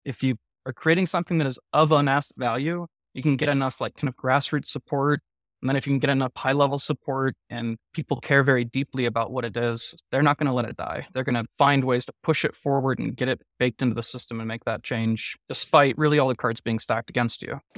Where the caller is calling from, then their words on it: Salt Lake City, Utah, United States; also born or lived in Irvine, California / Layton, Utah; Today I'm calling from, uh, Salt Lake City. We have an office here and then one in Southern California in Irvine, so spend my time split between the two